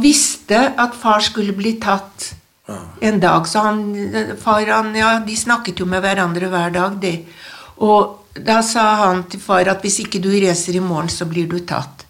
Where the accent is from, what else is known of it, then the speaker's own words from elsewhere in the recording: Trondheim, Trøndelag, Norway; jeg er oppvokst i, en, uh, i Trondheim, i, midt i byen